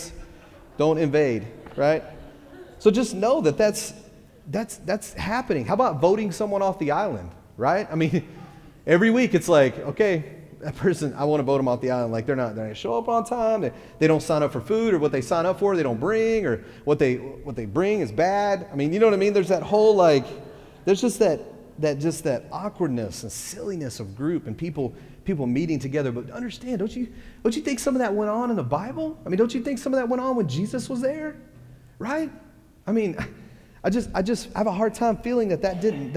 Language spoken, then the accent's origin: English; Texas, United States; I'm from Texas